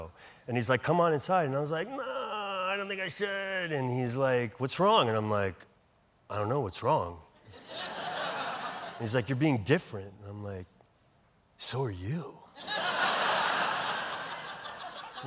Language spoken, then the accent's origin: English; Santiago, Santiago Metropolitan Region, Chile; now in United States; I was born in Chile, actually